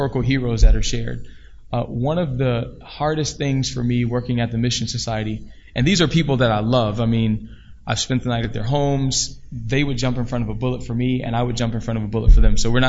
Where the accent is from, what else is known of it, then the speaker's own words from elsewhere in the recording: Decatur, Georgia, United States; growing up in Decatur, Georgia? I mean, I grew up in one of the most, I think the top four wealthiest black community in the nation